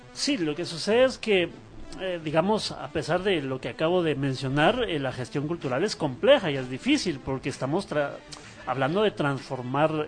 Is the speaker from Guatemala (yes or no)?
yes; Guatemala; los guatemaltecos todavía estamos